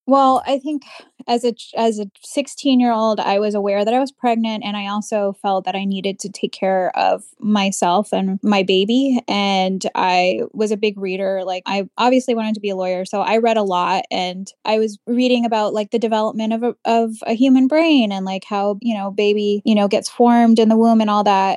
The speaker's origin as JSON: {"language": "English", "country": "United States", "tie": "born or raised there", "said": "I was born here in the United States"}